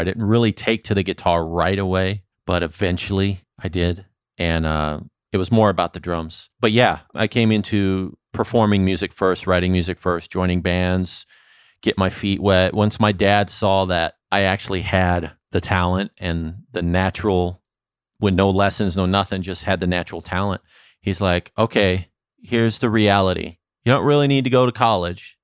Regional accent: Santa Clarita, California, United States; moved away as an adult; also born or lived in Saint Louis, Missouri; now in Las Vegas, United States; I grew up mostly in California

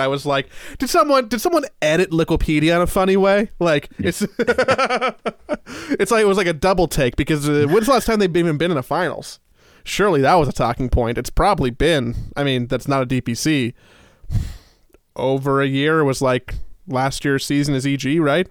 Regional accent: United States; as an American

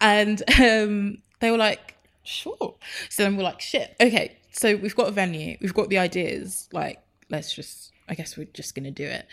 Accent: Enfield, London, United Kingdom; so I was raised in Enfield, born and raised

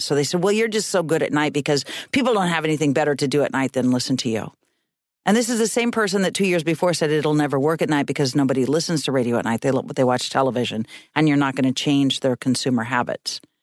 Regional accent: Reedsport, Oregon, United States; moved away as an adult; also born or lived in North Bend / Eugene / Seattle / Boston; I went from Reedsport, my hometown

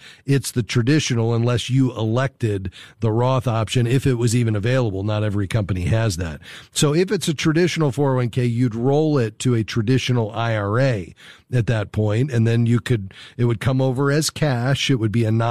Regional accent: Fort Lauderdale, Florida, United States; Fort Lauderdale, my hometown

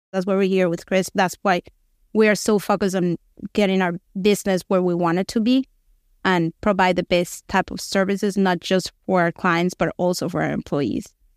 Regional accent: Venezuela; moved away as an adult; now in United States; We're both from Venezuela, same situation, we're the same age. We actually went to kindergarten

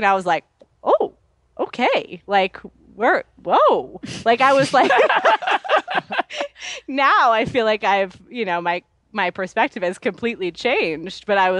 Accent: New York City, New York, United States; I grew up in New York City. Like, I walked to school every day. We didn't leave the city that often

